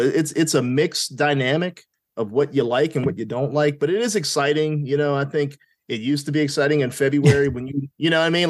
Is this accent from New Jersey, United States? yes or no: no; Pittsburgh, Pennsylvania, United States; now in Richmond, United States; I was born in Pittsburgh.